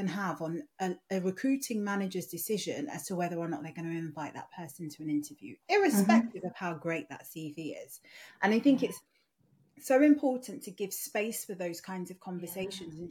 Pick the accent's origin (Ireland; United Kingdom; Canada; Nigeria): Nigeria; moved away; my Yoruba name, because I'm Nigerian originally